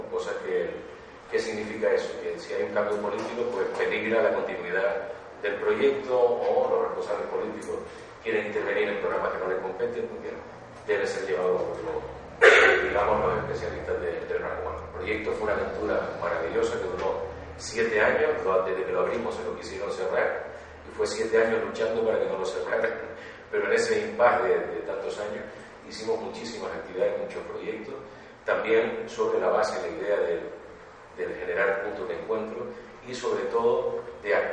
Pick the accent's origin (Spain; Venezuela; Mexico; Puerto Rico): Spain; Canary Islands; also born or lived in Granada; Yo efectivamente nací en las Islas Canarias, en la isla de las Canarias.